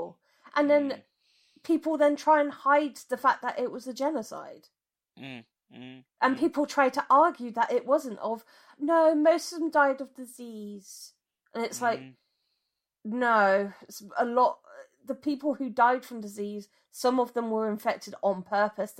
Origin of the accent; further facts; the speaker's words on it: United Kingdom; as a white British person myself, my nation, the place I was born